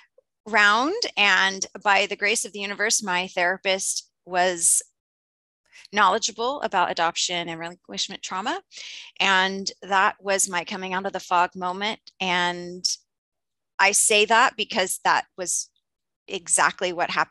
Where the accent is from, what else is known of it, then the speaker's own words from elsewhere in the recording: Indiana, United States; I was born in Indiana and adopted and raised in Indiana.